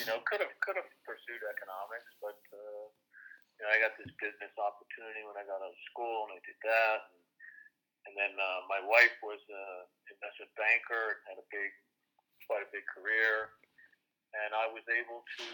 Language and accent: English; Chicago, Illinois, United States; moved away as an adult; also born or lived in Massachusetts, United States; now in United Kingdom; I'm from Chicago. Growing up, played American football, played basketball, played baseball